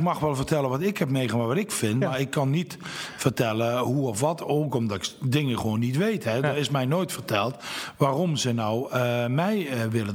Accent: Nuth, Limburg, Netherlands; moved away as an adult; also born or lived in Venlo; now in Nijmegen, Netherlands; Maar ik ben geboren en getogen in Nut, Zuid-Limburg, dat ligt bij Heerlen

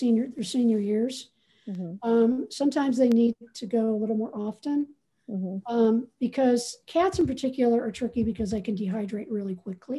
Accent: Ohio, United States; I'm from Ohio. So we were raised in different temperate zones

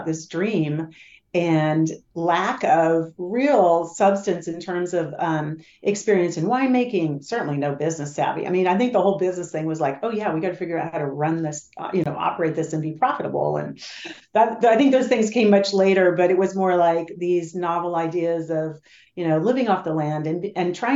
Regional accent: Willamette Valley, Oregon, United States; also born or lived in Los Gatos, California; we moved up here to the Willamette Valley back in 1968

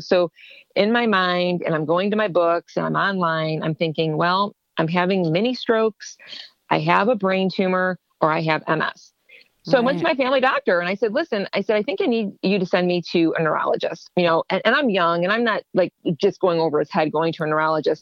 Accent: Ohio, United States; moved away as an adult; also born or lived in Ontario, Canada; I'm from Ohio and I want to come back home.

